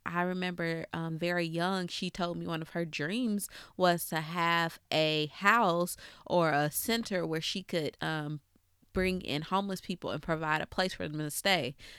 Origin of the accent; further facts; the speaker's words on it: Cobb County, Georgia, United States; I'm from Cobb County, so that's all I knew